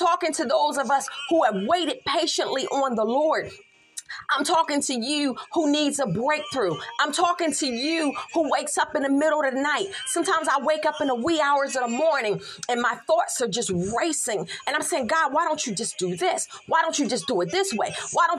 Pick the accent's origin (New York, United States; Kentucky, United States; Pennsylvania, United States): Pennsylvania, United States; Philadelphia; I'm from Philly. That's all I'm going to say. I'm from Philly. We do things a little differently there.